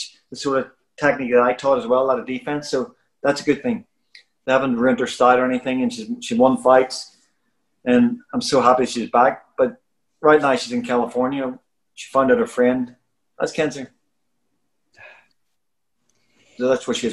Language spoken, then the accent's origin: English; Belfast, Northern Ireland, United Kingdom; moved away; where I come from, I I was born in Shankill Road in Belfast